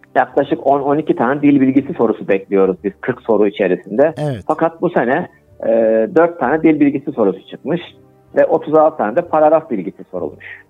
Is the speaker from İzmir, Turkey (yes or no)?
no; Kayseri Province, Turkey; also born or lived in Ankara; 1963 Kayseri doğumluyum. Ee, ilk orta lise e, eğitimini Kayseri'de aldıktan sonra